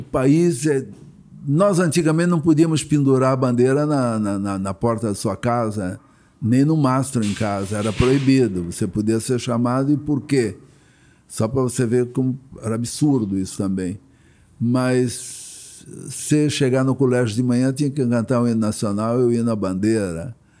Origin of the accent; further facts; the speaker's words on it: Blumenau, Santa Catarina, Brazil; now in Rio de Janeiro, Brazil; vim de Blumenau